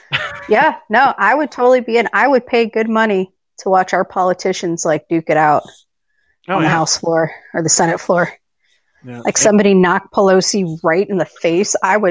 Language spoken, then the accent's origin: English; Arizona, United States; moved away as an adult; also born or lived in Washington State; I was born and raised in Arizona. And Arizona, we're pretty moderate.